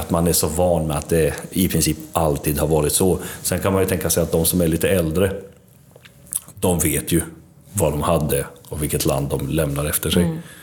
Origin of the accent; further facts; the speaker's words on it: Varberg, Halland County, Sweden; also born or lived in Mitrovica, Kosovo / Tvåker; vuxit upp i Varberg och en liten by utanför som heter Tvåker